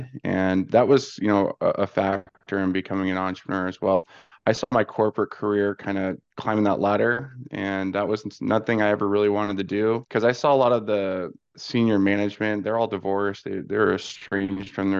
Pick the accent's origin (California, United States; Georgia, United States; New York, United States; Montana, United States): California, United States; Ventura County; moved away as an adult; now in Arizona, United States; I'm from California, just north of LA, about 35, 40 minutes in Ventura County.